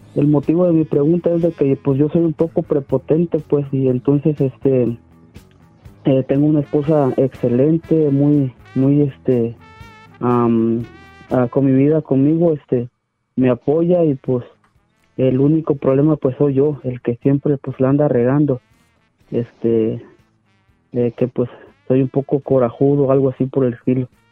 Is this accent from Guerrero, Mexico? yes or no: no; Ciudad Hidalgo, Chiapas, Mexico; moved away; also born or lived in Tijuana / Sonora; yo soy de la ciudad de, de, de Ciudad Hidalgo, Chiapas, México